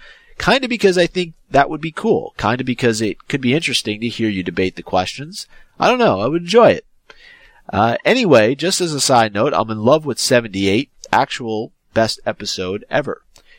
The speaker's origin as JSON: {"language": "English", "country": "South Africa", "second_language": "English", "lives_now": "Paris, France", "said": "I come from South Africa, but I have been living in Paris for the last 6 months by myself."}